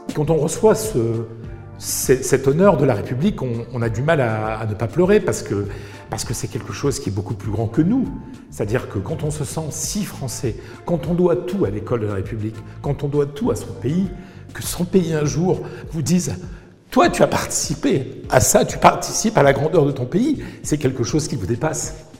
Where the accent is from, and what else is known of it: petit village natal du nord de la France, northern France, France; born or raised there; moved away as an adult; also born or lived in Madrid, Spain